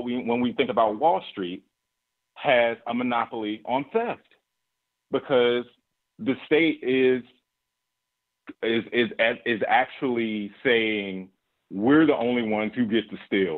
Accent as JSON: {"language": "English", "region": "Alabama", "country": "United States", "tie": "born or raised there", "said": "I'm from Alabama. I grew up in the midst of that."}